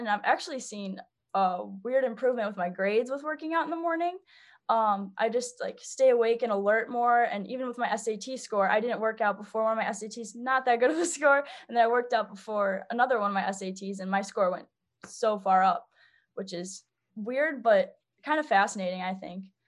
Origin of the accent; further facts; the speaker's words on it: St. Charles, Illinois, United States; I'm from Saint Charles, Illinois. It's a suburb, um, west of Chicago